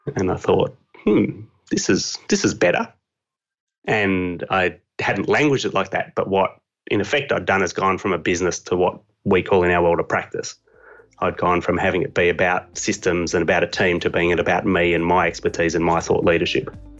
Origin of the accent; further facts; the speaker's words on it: Australia; accent: Australian; this accent is Australian